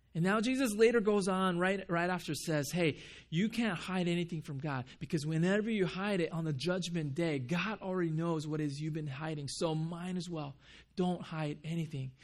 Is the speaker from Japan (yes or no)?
yes; Japan; moved away; when I grew up in Japan